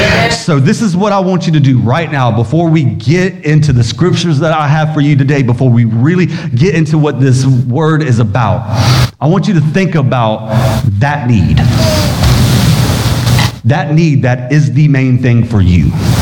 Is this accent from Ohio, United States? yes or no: no; Biloxi, Mississippi, United States; born there; also born or lived in Valdosta, Georgia / Sumter, South Carolina; Now see, I can make fun of that because I was born in Biloxi, Mississippi. So I'm even allowed to say Mississippi. And then from there, I moved to Valdosta, Georgia. And then there, we moved to Sumter, South Carolina because my dad was in the Air Force